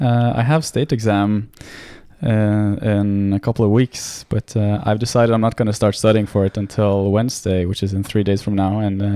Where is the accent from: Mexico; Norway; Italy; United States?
Norway; Well, I'm born and raised in Norway, so I'm Norwegian, 100%. But my dad is Greek, mm-hmm. so I speak Greek, and I've been a lot to Greece, and I have Greek family.